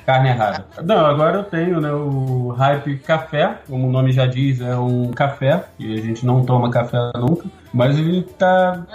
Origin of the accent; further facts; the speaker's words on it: Rio de Janeiro, Brazil; eu era tijucano